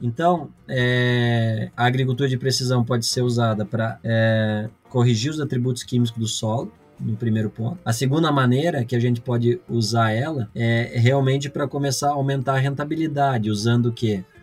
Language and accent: Portuguese; Vacaria, Rio Grande do Sul, Brazil; eu sou natural aqui de Vacaria, Rio Grande do Sul